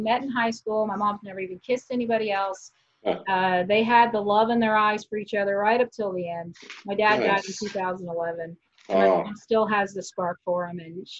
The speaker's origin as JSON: {"language": "English", "region": "Kansas", "country": "United States", "tie": "born or raised there", "said": "I was raised in Kansas."}